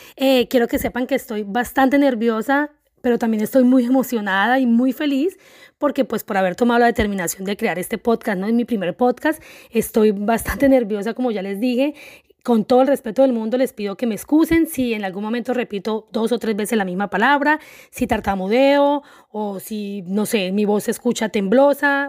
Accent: Colombia; soy una mujer colombiana

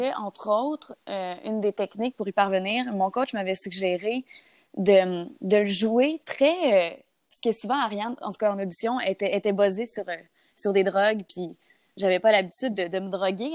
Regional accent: Gatineau, Quebec, Canada; moved away as an adult; now in Montreal, Canada; je viens de Gatineau. depuis euh, quelques années, depuis trois ans en fait, je suis à Montréal

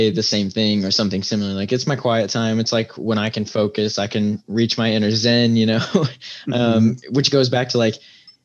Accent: Indiana, United States; moved away; where I'm from, I'm you know, I'm from Indiana

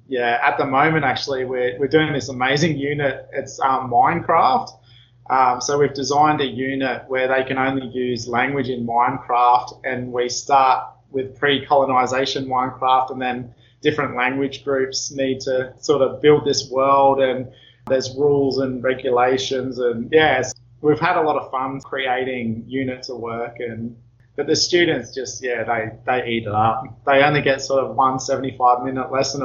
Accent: North Queensland, Australia; now in Eidsvold, Australia; I'm Wirigubba from North Queensland

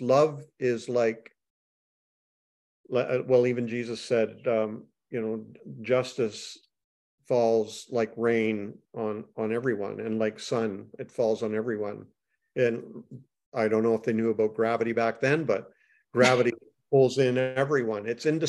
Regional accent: Canada; I'm Canadian.

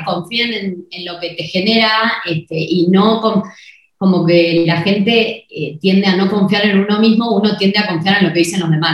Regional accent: Argentina; moved away as an adult; now in Mexico; somos argentinas

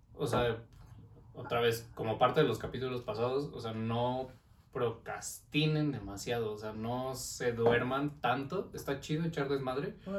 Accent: Mexico

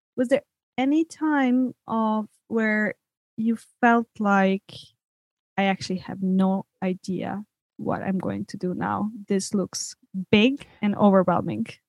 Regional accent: Serbia; moved away; growing up in Serbia

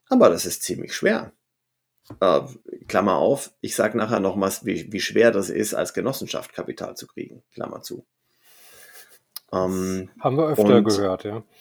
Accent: Stuttgart, Baden-Württemberg, Germany; born there; accent: Swabian; An Silvester, sorry, dass ich jetzt schwäbisch werde als gebürtiger Stuttgarter, da kriegst du kein Taxi um die Zeit und zwar in keine Richtung.

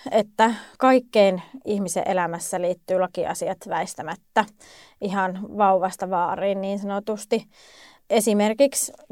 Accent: Lapland, Finland; mutta me olen kotoisin Lapista.

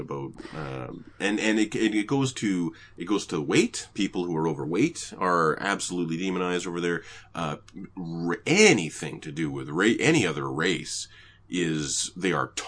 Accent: Canada; I was raised in Canada.

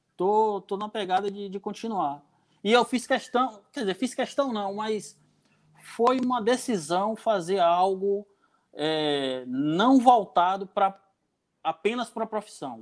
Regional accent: Jequié, Bahia, Brazil; moved away as an adult; now in Canavieiras, Brazil; eu não sou daqui de Canavieiras, eu sou de Jequié. Eu vim para Canavieiras há, há, há, uns 10 anos atrás

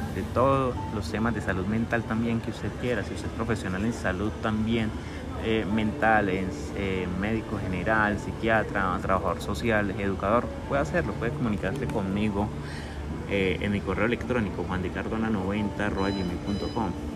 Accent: Cali, Valle del Cauca, Colombia; mi ciudad, yo soy caleño

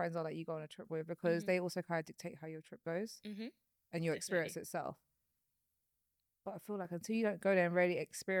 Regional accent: Mauritius

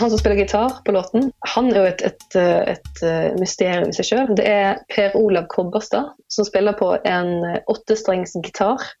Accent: Bergen, Vestland, Norway; Det er der jeg kommer fra, selv om dialekten min den, den fyker jo alle veier. Jeg har ingen fast dialekt lenger.

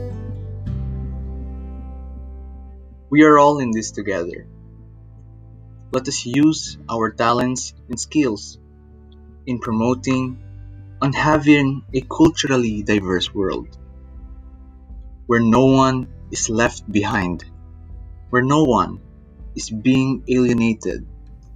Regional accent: Philippines; I am from the Philippines

